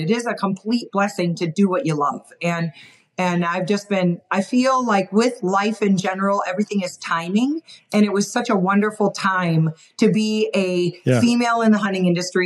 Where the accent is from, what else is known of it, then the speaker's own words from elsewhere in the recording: Wisconsin, United States; moved away as an adult; also born or lived in Montana; now in Utah, United States; I grew up in Wisconsin, so I'm a Midwestern gal